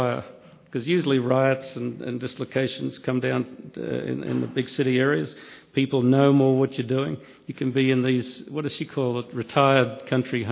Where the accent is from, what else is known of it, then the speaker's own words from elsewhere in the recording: Australia; I come from Australia